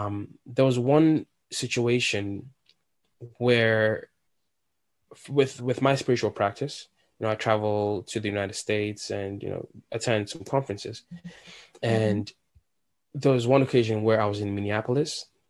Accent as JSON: {"language": "English", "country": "Nigeria", "second_language": "English", "said": "like I don't have an accent anymore, but it's like, oh my God, like … Oh, you have an accent. Where are you from? And I tell them, and they were intrigued."}